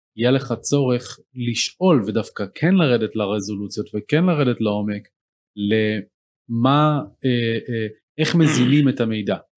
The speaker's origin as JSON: {"language": "Hebrew", "country": "Israel", "said": "בתור ישראלים"}